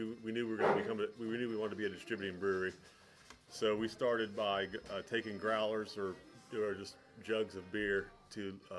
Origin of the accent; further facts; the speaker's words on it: Helvetia, West Virginia, United States; I grew up in Helvetia, a really small town in Randolph County